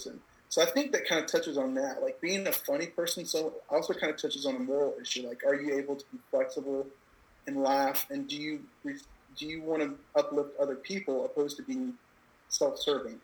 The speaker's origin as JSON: {"language": "English", "region": "Georgia", "country": "United States", "moved": "yes", "said": "I'm from Georgia originally."}